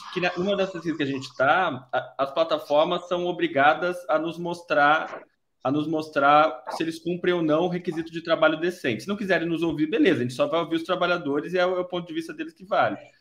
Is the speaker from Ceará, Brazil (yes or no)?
no; São Paulo, Brazil; moved away as an adult; now in Porto Alegre, Brazil; sou de São Paulo, vim para Porto Alegre faz dois anos